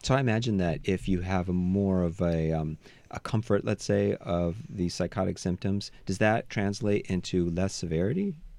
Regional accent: United States; I was raised in the United States

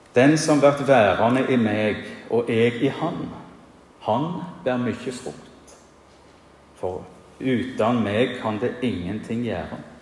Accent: Bryne, Rogaland, Norway; moved away as an adult; now in Giske, Norway; Hjemme på Bryne så var det tradisjon for at en avgangselev ved den videregående skolen holdt minnetalen

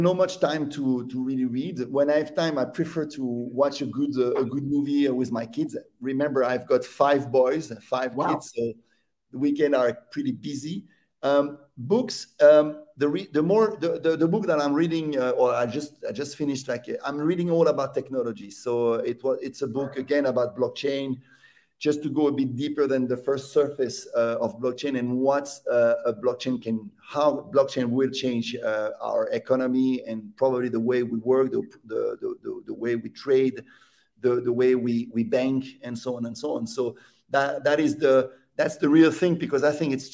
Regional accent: Neuchâtel, Switzerland; I would be 10 years old in Neuchâtel, my hometown.

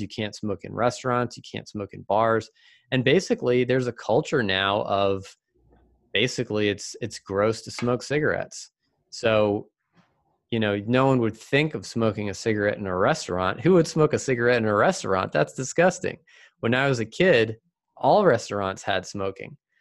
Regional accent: Virginia, United States; also born or lived in Seattle area; now in Seattle, United States; growing up in Virginia

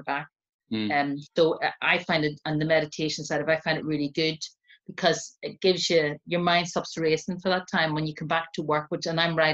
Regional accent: Northern Ireland, United Kingdom; now in London, United Kingdom; growing up in Northern Ireland, especially as a Catholic, which is what I am

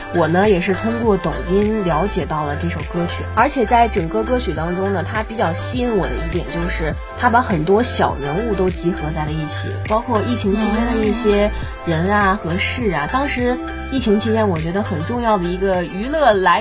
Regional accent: Hebei, China; 我记得作为一个河北人

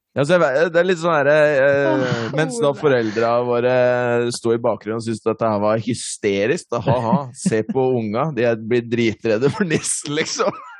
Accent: Norway; på Robru, der jeg vokste opp

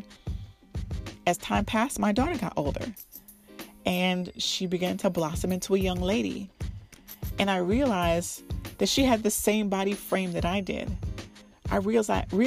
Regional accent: Miami, Florida, United States; I was born and raised in Miami

